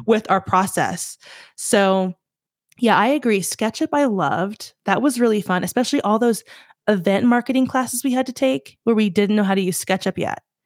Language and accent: English; Southeast, United States; moved away; also born or lived in Los Angeles; I'm from the Southeast